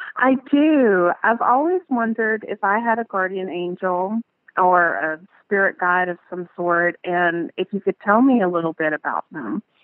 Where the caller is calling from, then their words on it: Birmingham, Alabama, United States; I'm calling from Birmingham, Alabama